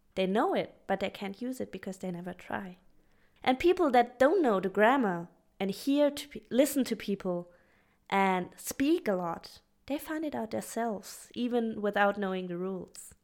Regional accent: Freiburg, Baden-Württemberg, Germany; moved away as an adult; also born or lived in Australia / Stuttgart; I came back a year ago to be back to my hometown because my heart kind of lives here too

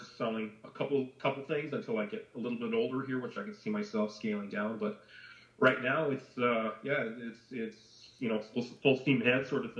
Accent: Edmonton, Alberta, Canada; I was born in Edmonton, and my family's always been around from there

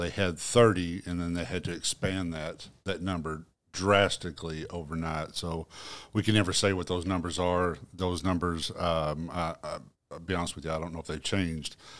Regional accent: Marmaduke, Arkansas, United States; I'm from Marmaduke, Arkansas.

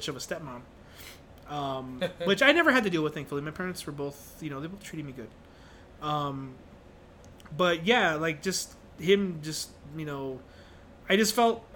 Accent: El Paso, Texas, United States; being overweight, nerdy... kid growing up in El Paso is tough, and now I'm a nerdy, overweight adult living in El Paso

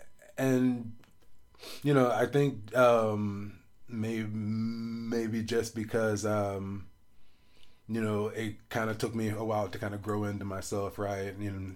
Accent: Biloxi, Mississippi, United States; And so, a part of Mississippi, we're from the Gulf Coast. And so, Biloxi is a big, like, casino town.

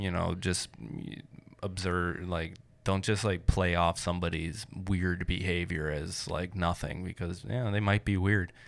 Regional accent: Michigan, United States; I grew up in Michigan

